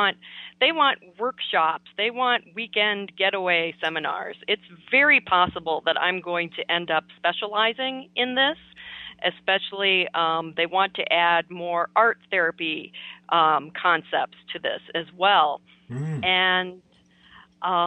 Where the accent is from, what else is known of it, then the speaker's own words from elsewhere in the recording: Minnesota, United States; my home state of Minnesota here.